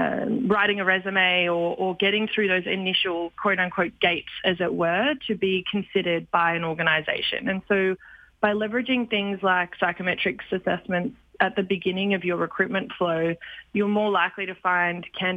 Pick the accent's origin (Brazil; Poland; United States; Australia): Australia; accent: Australian; now in Canada; I am Australian